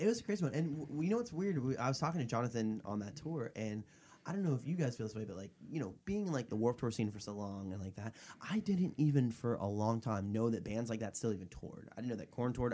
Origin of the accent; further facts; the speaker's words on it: Florida, United States; my hometown in Florida